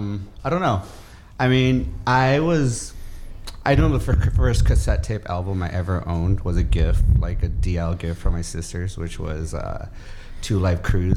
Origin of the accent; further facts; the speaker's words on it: Hacienda Heights, California, United States; I grew up in Hacienda Heights.